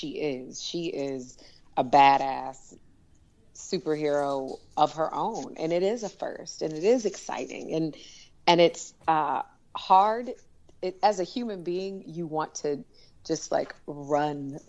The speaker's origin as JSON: {"language": "English", "town": "Detroit", "region": "Michigan", "country": "United States", "tie": "born or raised there", "also_born_or_lived": "Washington, D.C.", "moved": "as an adult", "said": "I grew up in Detroit"}